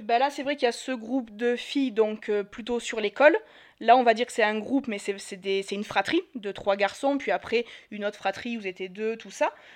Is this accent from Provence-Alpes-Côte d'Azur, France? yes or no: yes; Marseille, Provence-Alpes-Côte d'Azur, France; moved away as an adult; j'ai 32 ans, je suis de Marseille